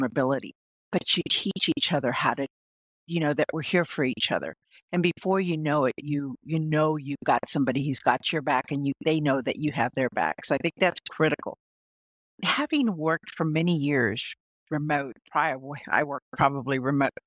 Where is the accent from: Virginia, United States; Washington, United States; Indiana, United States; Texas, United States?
Texas, United States; South; I was born in South Texas